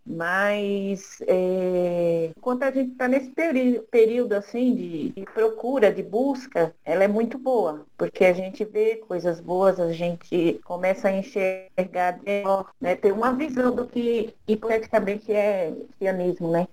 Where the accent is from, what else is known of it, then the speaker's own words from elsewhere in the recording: Recife, Pernambuco, Brazil; eu sou do Recife